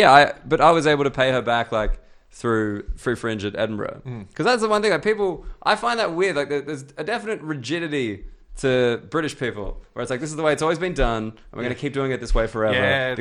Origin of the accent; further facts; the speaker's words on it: Australia; now in United Kingdom; And obviously, being an Australian, I'm like. That's like amazing, like the fact that you can like go anywhere around the UK